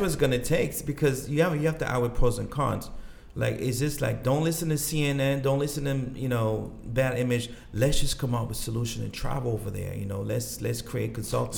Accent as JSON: {"language": "English", "country": "DR Congo", "tie": "born or raised there", "also_born_or_lived": "Gabon / Roxbury, Boston, United States", "second_language": "English", "moved": "yes", "lives_now": "Boston, United States", "said": "I grew up and born there"}